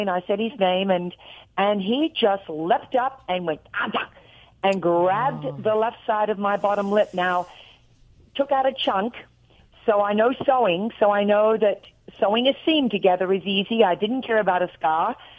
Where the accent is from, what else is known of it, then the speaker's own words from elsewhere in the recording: Australia; accent: Australian; moved away as an adult; now in Nashville, United States; I'm real Australian.